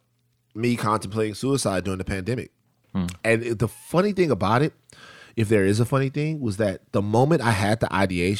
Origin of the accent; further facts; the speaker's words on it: Baton Rouge, Louisiana, United States; moved away; I'm growing up in South Baton Rouge where I'm from